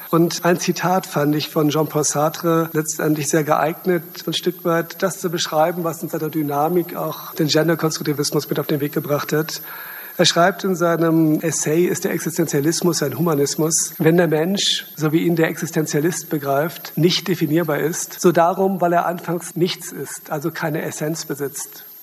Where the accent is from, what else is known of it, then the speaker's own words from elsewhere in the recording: West Germany, Germany; now in East Germany; Ich komme ursprünglich aus Westdeutschland, bin seit 2005 in Ostdeutschland